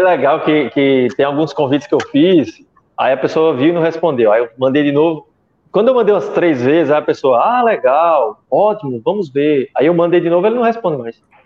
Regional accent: Brazil; eu sou brasileiro

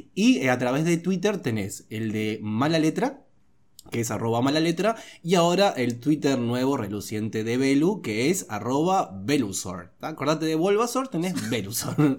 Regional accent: Juan Lacaze, Colonia, Uruguay; also born or lived in Rivera; soy de Juan Lacase, departamento de Colonia.

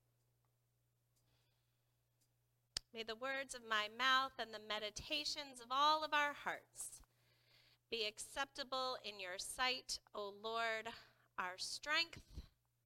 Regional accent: the Bible Belt, Southern United States, United States; Growing up in the Bible Belt, even as a Lutheran

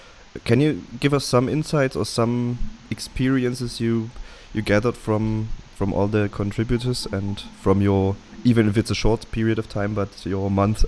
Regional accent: Germany; I'm from Germany

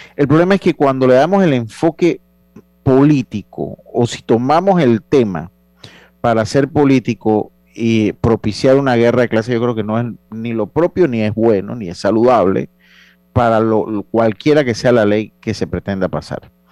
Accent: Panama; nosotros como panameños

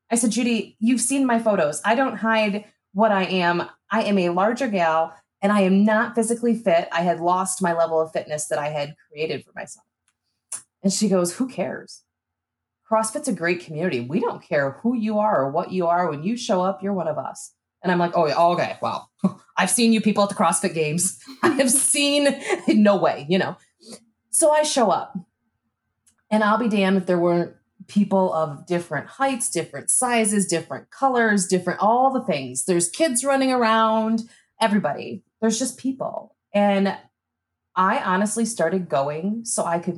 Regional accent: Michigan, United States; moved away as an adult; now in Omaha, United States; I moved to Omaha from Michigan

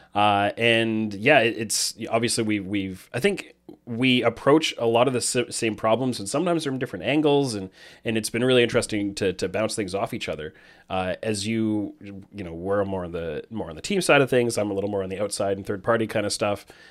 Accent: Canada; I'm Canadian

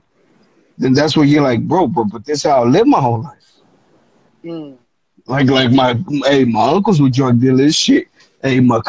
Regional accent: the Bay Area, California, United States; also born or lived in Mexico; I'm from the Bay, bro.

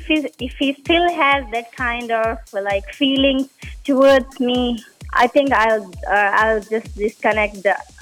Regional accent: Maldives; moved away as an adult; Studying here, I'm doing my post graduation. I'm from Maldives.

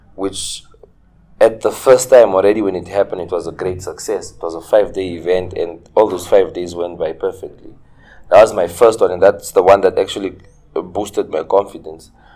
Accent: Ongwediva, Oshana, Namibia; also born or lived in Windhoek / Tsumeb; I'm from Ongwediva. I grew up in Ongwediva. Okay. Uh, I was born and raised here in Ongwediva.

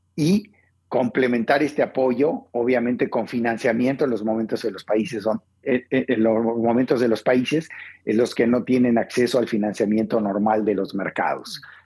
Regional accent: Mexico; also born or lived in Argentina; yo crecí en Argentina, como bien dice, hasta los 10 años fui al, colegio primario en Argentina, luego mi familia se fue a México y luego crecimos en México

